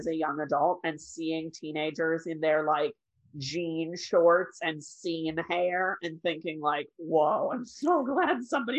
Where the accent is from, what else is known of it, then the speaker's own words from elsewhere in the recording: Belvidere, Illinois, United States; I'm not from Rockton Roscoe area. I'm technically from Belvedere.